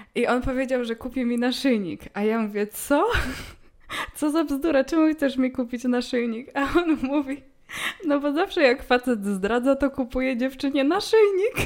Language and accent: Polish; Poland; jestem z Polski